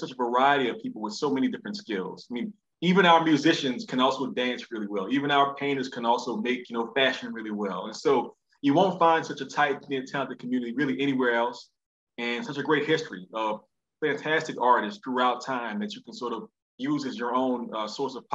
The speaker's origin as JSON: {"language": "English", "town": "New Orleans", "region": "Louisiana", "country": "United States", "tie": "born or raised there", "said": "I grew up in New Orleans East, you know, which is its own special place"}